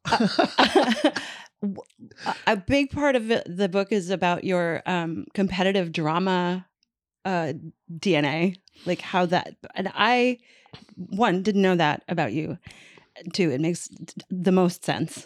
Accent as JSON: {"language": "English", "town": "St. John's", "region": "Newfoundland and Labrador", "country": "Canada", "tie": "born or raised there", "moved": "yes", "said": "I grew up in Saint John's, Newfoundland"}